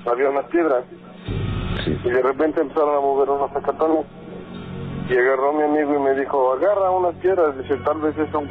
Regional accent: Tlaxcala, Mexico; now in Toluca, Mexico; yo no soy del estado de Toluca. Cómo del estado de Tlaxcala, pero trabajamos en Toluca.

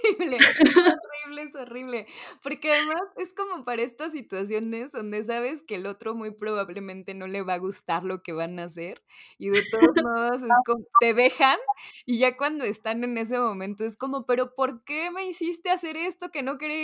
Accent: Mexico; típica cortesía que tenemos como mexicanos

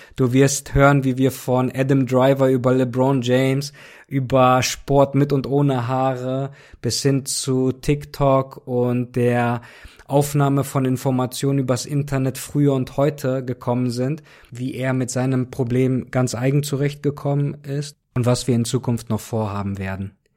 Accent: Cologne, North Rhine-Westphalia, Germany; ich komme ja auch aus Köln

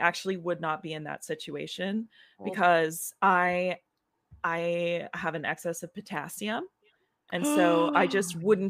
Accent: Tennessee, United States; I actually am. I'm from Tennessee, I said earlier. Probably were just distracted by my face. But I am from Tennessee.

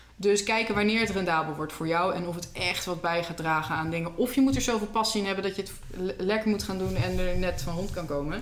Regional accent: Netherlands; wij hebben veel keus als Nederlanders

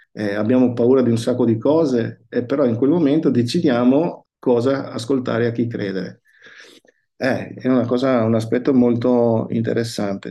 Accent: Verona, Veneto, Italy; Io sono nato a, a Verona, sono nato in, in, un borgo di Verona

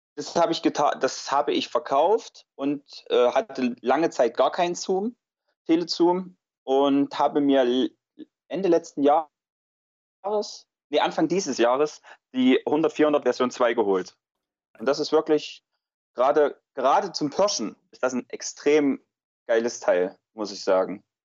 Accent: Weimarer Land, Thuringia, Germany; vor allem die Gegend, aus der ich komme, ich komme aus dem Weimarer Land

